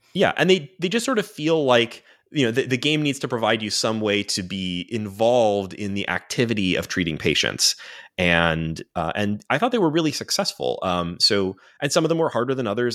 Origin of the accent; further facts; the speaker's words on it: United States; as an American